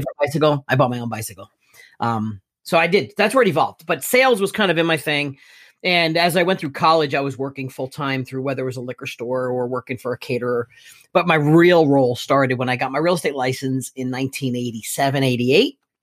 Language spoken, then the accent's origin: English; Elizabeth, New Jersey, United States; I was born and raised in Elizabeth, New Jersey